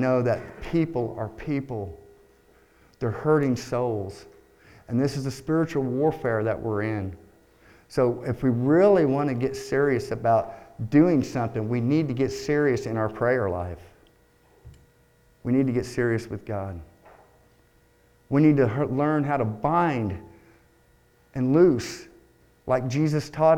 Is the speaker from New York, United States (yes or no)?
no; Texas, United States; moved away; I was born in Texas